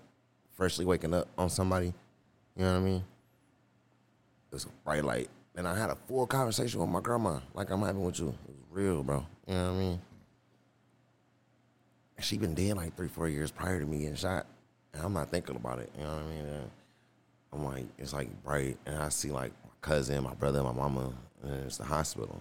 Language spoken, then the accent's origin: English; Detroit, Michigan, United States; moved away as an adult; I was scared to move away from Detroit. That's all I knew